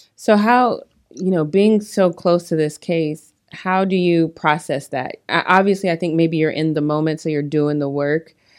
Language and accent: English; Colorado, United States; now in Long Beach, United States; I'm from Colorado, so that's not very cold, but it's still kind of cold for us here in Long Beach.